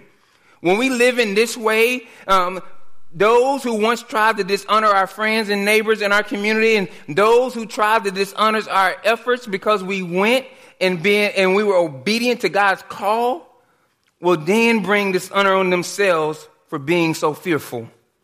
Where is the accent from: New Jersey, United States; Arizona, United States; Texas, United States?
Texas, United States; Dallas; The neighborhood I grew up in Dallas